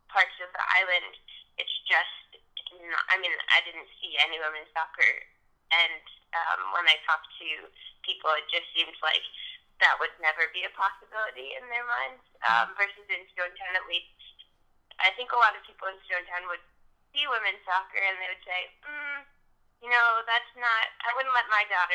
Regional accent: New York City, New York, United States; I grew up in New York City

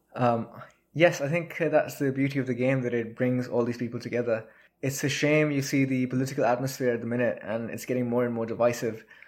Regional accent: Pakistan; also born or lived in Quetta, Balochistan / Mustang; now in United Kingdom; in Pakistan, where I grew up

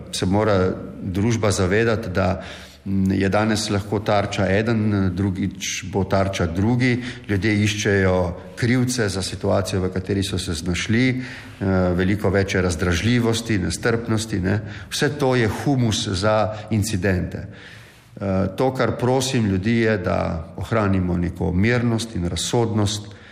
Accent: Slovenia

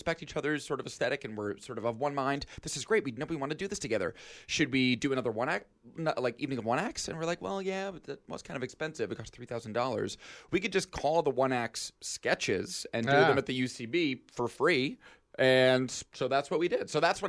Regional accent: New York, United States; Yeah, so I am from upstate New York originally, and I grew up near Albany.

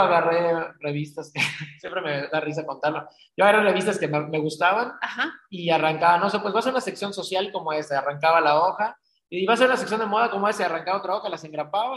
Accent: Cancún, Quintana Roo, Mexico; now in Mérida, Mexico; Yo soy de, yo soy de Cancún, este, de papá francés

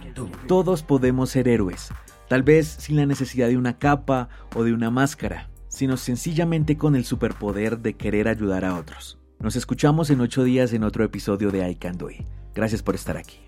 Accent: Colombia; como colombiano

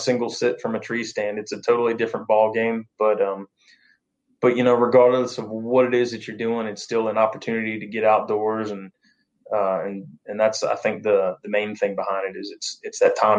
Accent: Delaware, United States; moved away as an adult; also born or lived in North Carolina / Casper, Wyoming / Lafayette, Colorado; I grew up on the East Coast, born and raised in Delaware.

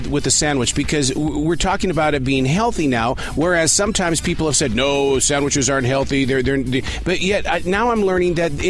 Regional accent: Montana, United States; growing up in Montana

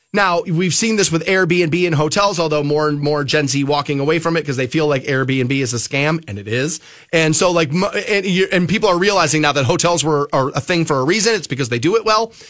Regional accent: Twinsburg, Ohio, United States; a company in my hometown of Twinsburg called Allen Bradley

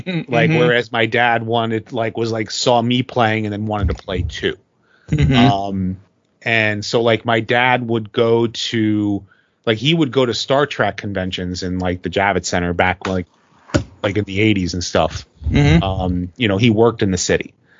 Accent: New York City, New York, United States; I was born in Queens

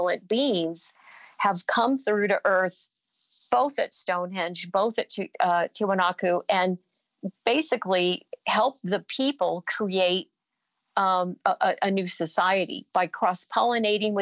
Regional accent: Hopi, Arizona, United States; I'm from Hopi, from the Hopi tradition

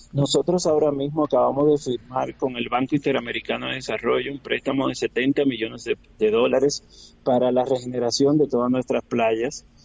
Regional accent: Dominican Republic

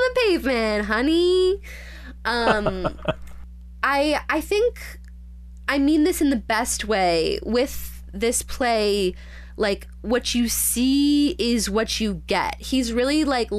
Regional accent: Illinois, United States; I grew up in Illinois, not California

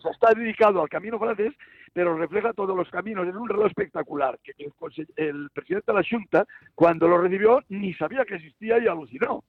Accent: Galicia, Spain; now in Cerdanyola del Vallès, Spain; como buenos gallegos

